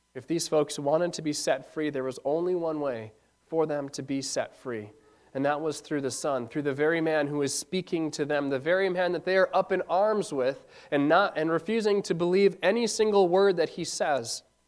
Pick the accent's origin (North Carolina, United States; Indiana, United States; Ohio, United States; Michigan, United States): Michigan, United States; Ishpeming; Growing up in Ishpeming